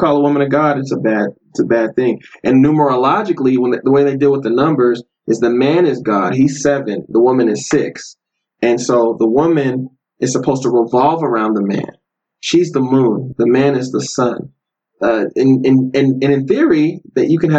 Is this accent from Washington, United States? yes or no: no; Denver, Colorado, United States; I grew up in Denver.